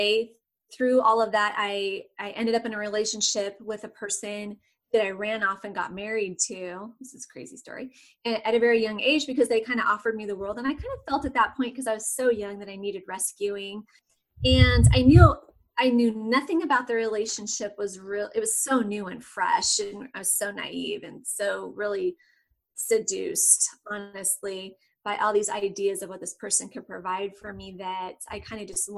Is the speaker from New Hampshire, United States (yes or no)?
no; Southern California, United States; moved away as an adult; now in Austin, United States; I'm in Austin, Texas, but I'm originally from Southern California.